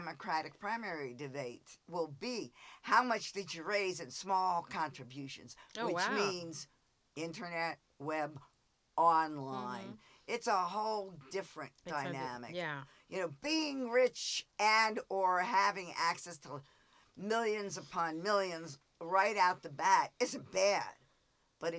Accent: New Jersey, United States; moved away; my home state

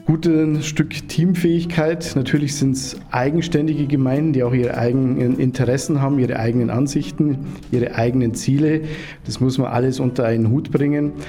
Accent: Pforzen, Bavaria, Germany; ich bin natürlich auch in Pforzen geboren, wann immer in Pforzen gewesen

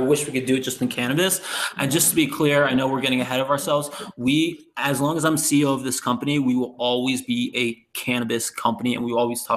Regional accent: East Coast, United States; moved away; I'm from the East Coast

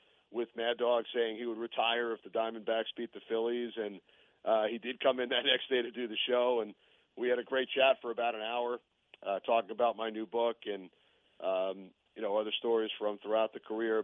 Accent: New York, United States; growing up in New York

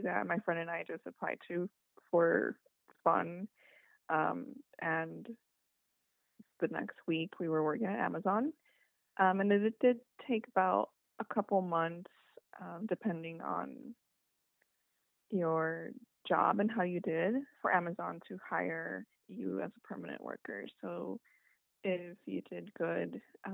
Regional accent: Phoenix, Arizona, United States; I am from Phoenix, Arizona.

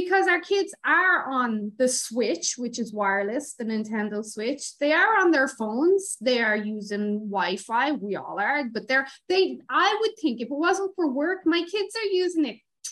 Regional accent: Ireland; growing up in Ireland

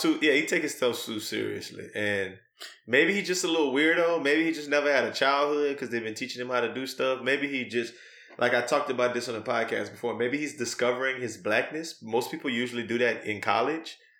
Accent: Louisiana, United States; moved away as an adult; also born or lived in New Iberia, Louisiana / New Orleans, Louisiana; now in Houston, United States; I'm from Louisiana. I spent the first twenty-two years of my life between Newberry and New Orleans.

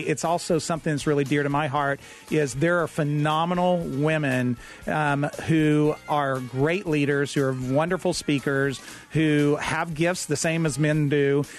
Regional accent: Lubbock, Texas, United States; I grew up in Lubbock, Texas

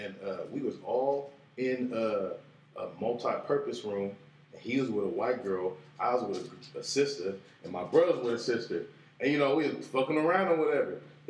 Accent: California, United States; also born or lived in Orange County; I was born in SoCal.

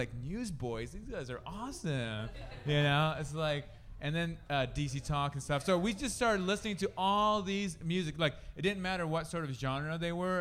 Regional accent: Indonesia; now in Sioux City, United States; because we grew up in Indonesia

